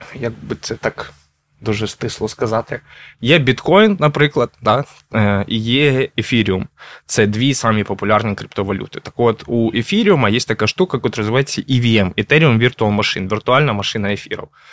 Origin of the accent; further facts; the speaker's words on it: Kharkiv, Kharkiv Oblast, Ukraine; я сам з Харкова